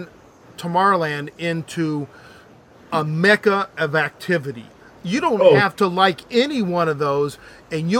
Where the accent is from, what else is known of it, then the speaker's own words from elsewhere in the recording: Los Angeles, California, United States; we're from Hollywood, from the Hollywood area